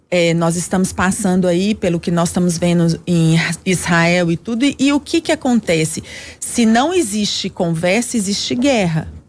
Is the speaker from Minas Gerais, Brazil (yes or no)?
yes; Belo Horizonte, Minas Gerais, Brazil; eu inclusive sou barreirense, né, nascida e criada no Barreiro, então a gente sonha por essa linha